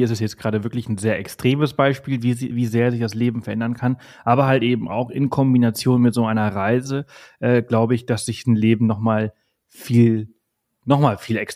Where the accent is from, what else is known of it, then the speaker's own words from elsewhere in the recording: Balearic Islands, Spain; born there; moved away; bin zwar hier geboren auf Mallorca in Spanien, aber ich habe mein Leben, {S0} ja, also die letzten {S1} 20 Jahre woanders gelebt und jetzt komme ich zurück